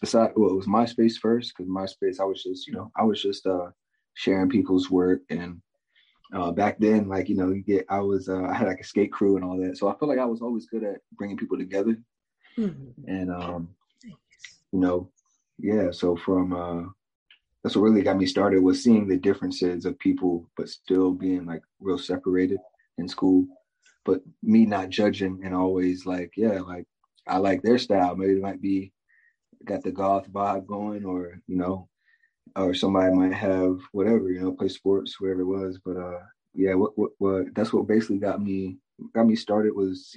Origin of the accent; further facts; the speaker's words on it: Spotsylvania County, Virginia, United States; also born or lived in Prince William County, Virginia; I basically grew up in Spotsylvania County, which is like right before Fredericksburg